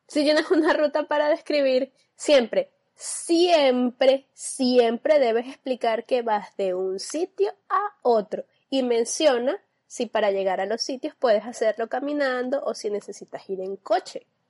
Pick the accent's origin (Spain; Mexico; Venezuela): Venezuela; nosotros como venezolanos